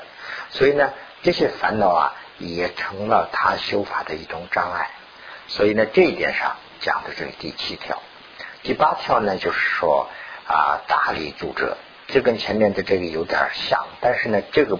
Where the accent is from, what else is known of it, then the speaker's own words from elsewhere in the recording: China; 我们是从大陆过来的嘛，毛泽东就是有这个情况。